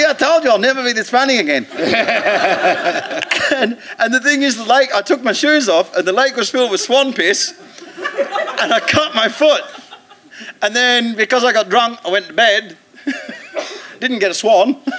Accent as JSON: {"language": "English", "country": "Australia", "also_born_or_lived": "East Midlands, England", "moved": "yes", "lives_now": "England", "said": "being Australian"}